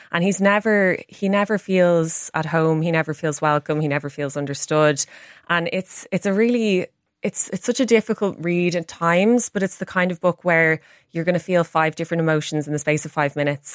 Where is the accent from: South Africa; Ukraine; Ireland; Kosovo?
Ireland; as an Irish woman